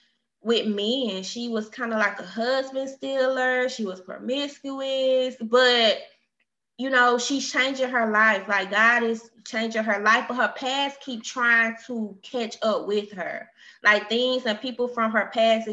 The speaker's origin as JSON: {"language": "English", "region": "Alabama", "country": "United States", "moved": "as an adult", "lives_now": "Texas, United States", "said": "I'm from Alabama, which I relocated to Texas"}